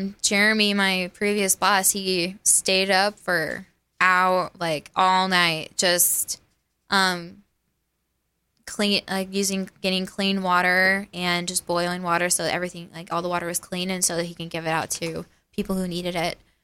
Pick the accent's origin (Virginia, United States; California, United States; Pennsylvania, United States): California, United States; Hemet; moved away as an adult; also born or lived in Waco, Texas; now in Kerrville, United States; my hometown is Hemet, California, which is in, like, deep south